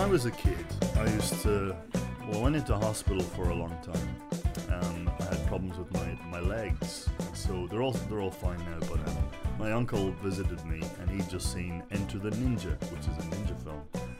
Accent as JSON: {"language": "English", "town": "Dundalk", "region": "Leinster", "country": "Ireland", "tie": "born or raised there", "said": "Well, this is in Dublin, but I was growing up in Dundalk in Ireland."}